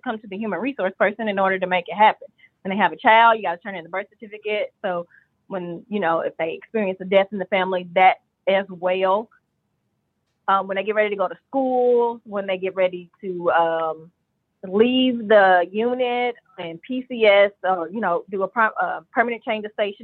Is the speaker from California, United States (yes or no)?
no; Hopkinsville, Kentucky, United States; I grew up in Hopkinsville, Kentucky.